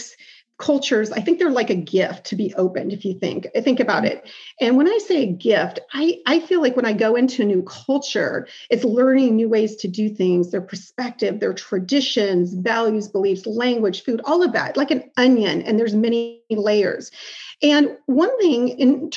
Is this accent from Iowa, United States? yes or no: yes; Iowa, United States; moved away as an adult; also born or lived in Osaka, Japan / Sydney, Australia; I grew up in Iowa